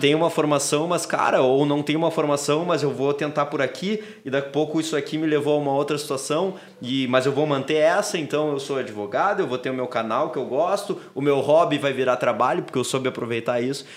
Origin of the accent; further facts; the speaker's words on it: Porto Alegre, Rio Grande do Sul, Brazil; a gente morava na Intercap aqui. Uh, aqui não, né? Tô na Intercap, pertinho da PUC, ali, final da Ipiranga. Uh, depois a gente se mudou para o Menino Deus